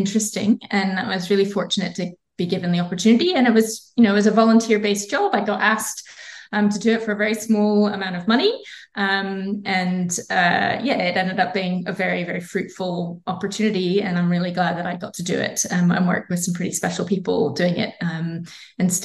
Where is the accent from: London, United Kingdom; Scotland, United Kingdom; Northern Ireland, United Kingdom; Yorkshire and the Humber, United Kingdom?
Scotland, United Kingdom; accent: Scottish; now in Australia; my Scottish accent